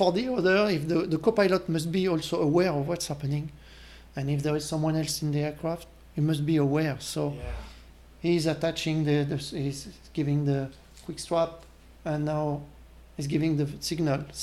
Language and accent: English; France; accent: French; English is a second language; moved away; with my French accent.